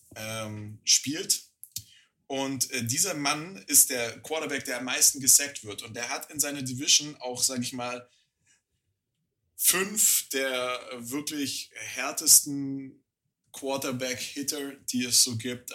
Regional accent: Germany; als Deutscher

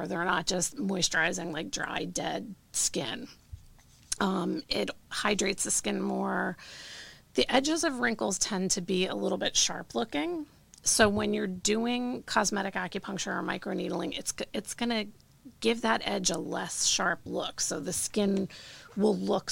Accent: New Jersey, United States; I grew up here in New Jersey.

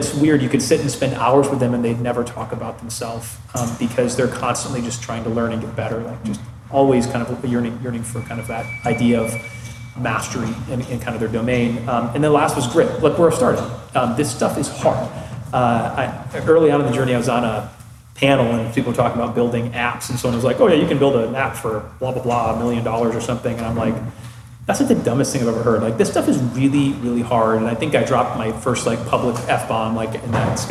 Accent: Midwest, United States; I'm from the Midwest.

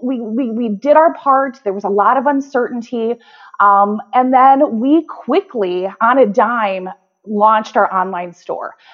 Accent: White Bear Lake, Minnesota, United States; Growing up in White Bear Lake

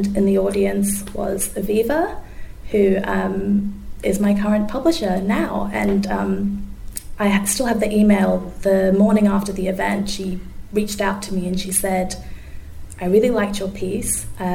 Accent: Zimbabwe; also born or lived in Melbourne, Australia; now in Australia; reflecting back on my experiences in Zimbabwe, like I learned Shona growing up. We used to sing the national anthem in Shona almost every day at school

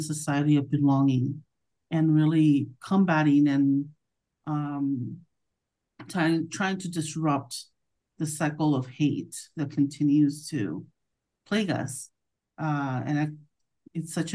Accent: Orange County, California, United States; I am a first-gen Latina and born and raised in Orange County

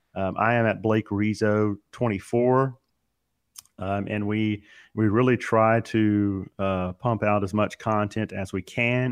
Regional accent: Baton Rouge, Louisiana, United States; moved away; Baton Rouge, which is uh, my hometown

